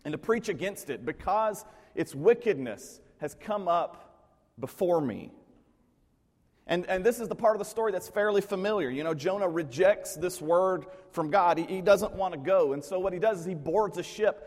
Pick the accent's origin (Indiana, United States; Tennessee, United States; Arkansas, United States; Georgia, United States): Tennessee, United States; Middle; the place where I grew up in Middle Tennessee